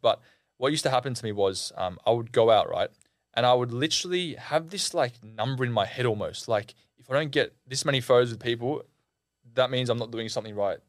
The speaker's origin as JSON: {"language": "English", "country": "Australia", "said": "I'm Australian"}